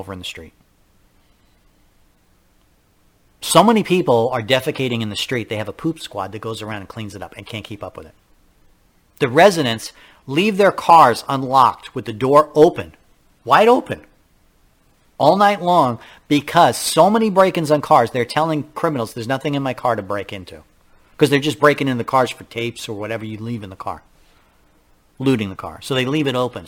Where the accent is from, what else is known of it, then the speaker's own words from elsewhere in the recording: Castaic, California, United States; my hometown in Castaic